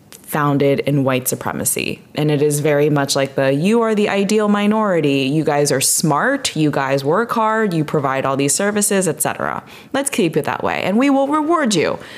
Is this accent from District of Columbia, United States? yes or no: yes; District of Columbia, United States; also born or lived in Chicago; growing up in D- the DC area for me, very big metropolitan areas